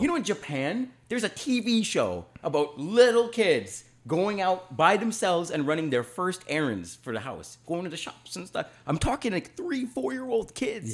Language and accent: English; Canada